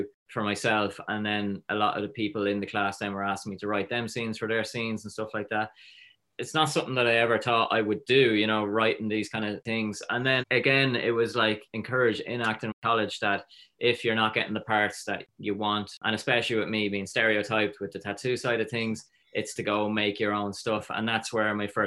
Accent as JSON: {"language": "English", "town": "Drogheda", "region": "Leinster", "country": "Ireland", "tie": "born or raised there", "said": "I grew up in Drogheda"}